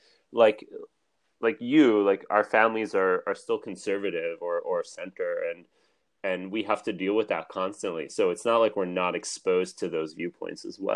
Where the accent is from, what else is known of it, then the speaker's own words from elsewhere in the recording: New Jersey, United States; moved away as an adult; also born or lived in Israel; born and raised in Jersey